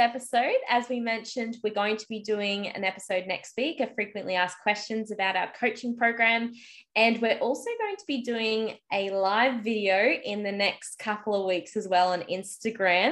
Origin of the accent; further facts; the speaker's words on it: Australia; I'm just Aussie